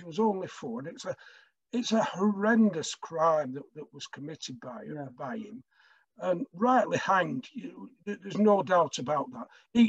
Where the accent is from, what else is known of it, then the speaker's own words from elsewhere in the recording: Blackburn, North West England, United Kingdom; I'm from Blackburn, and when I was growing up, early in my childhood, I was told the story of a murder that occurred in Blackburn in 1948